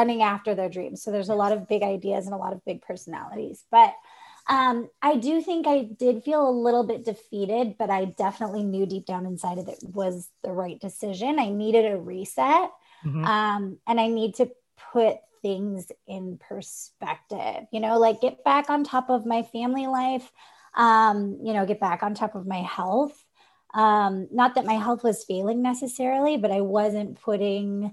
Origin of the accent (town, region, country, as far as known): Montana, United States; born or raised there; moved away as an adult